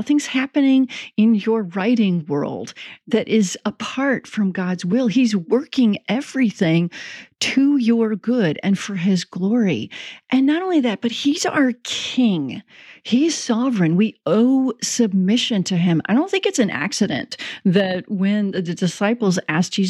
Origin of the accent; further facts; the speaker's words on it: Chicago, Illinois, United States; also born or lived in South Bend, Indiana / Oklahoma; now in Kansas City, United States; I grew up in the Chicago area and we got snow regularly